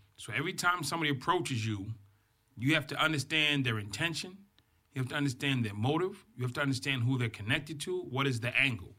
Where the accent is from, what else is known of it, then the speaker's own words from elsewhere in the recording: Boston, Massachusetts, United States; I grew up in Boston, Massachusetts.